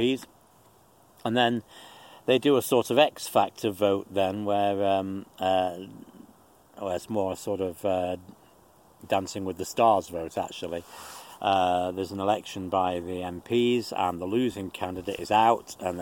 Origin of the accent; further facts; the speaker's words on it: United Kingdom; moved away